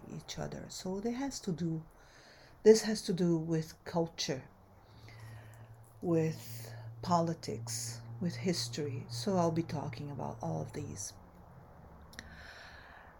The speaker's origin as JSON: {"language": "English", "country": "Brazil", "also_born_or_lived": "United States", "moved": "yes", "lives_now": "Southern California, United States", "said": "I am a Brazilian-American anthropologist. I've been in the United States since 1984. So I immigrated from Brazil originally"}